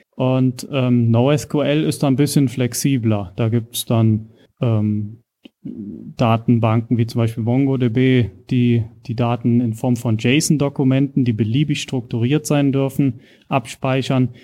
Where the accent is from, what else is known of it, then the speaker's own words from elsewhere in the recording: Rhineland-Palatinate, Germany; moved away as an adult; also born or lived in Kaiserslautern / Nuremberg; now in Regensburg, Germany; bin also ursprünglich aus Rheinland-Pfalz und bin jetzt in Bayern gelandet oder in der Oberpfalz